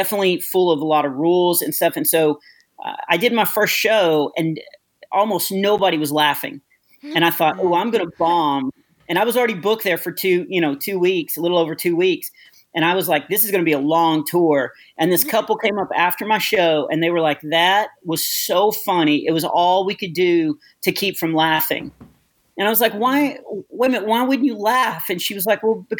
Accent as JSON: {"language": "English", "country": "United States", "said": "I am from the States"}